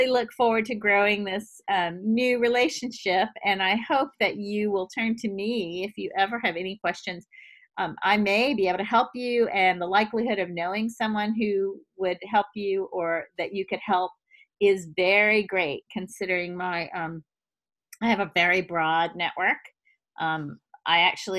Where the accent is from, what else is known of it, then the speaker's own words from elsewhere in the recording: the South, United States; I'm a good Southern woman